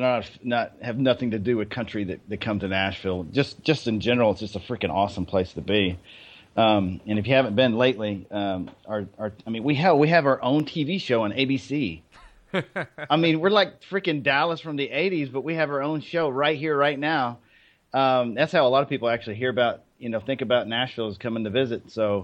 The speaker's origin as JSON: {"language": "English", "country": "Germany", "tie": "born or raised there", "said": "So for me, I guess, you know, I grew up in Germany. On a military base."}